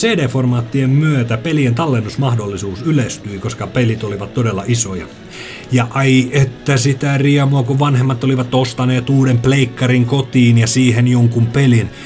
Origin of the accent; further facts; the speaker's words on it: Lappeenranta, South Karelia, Finland; Mun lapsuudessani Lappeenrannassa